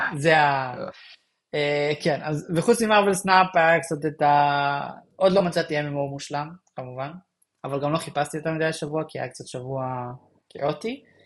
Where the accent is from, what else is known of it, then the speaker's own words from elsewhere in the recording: Israel; אני ישראלי